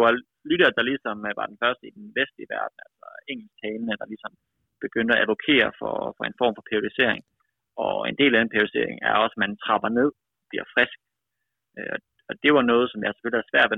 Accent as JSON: {"language": "Danish", "town": "Aalborg", "region": "North Denmark Region", "country": "Denmark", "tie": "born or raised there", "also_born_or_lived": "United States", "moved": "yes", "said": "Født og opvokset i Aalborg, i Vejgaard."}